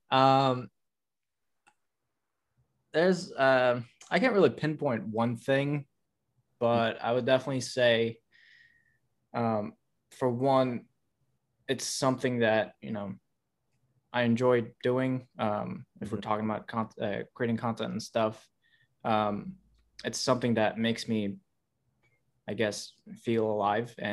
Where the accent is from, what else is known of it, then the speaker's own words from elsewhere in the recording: Uzbekistan; I'm originally from Uzbekistan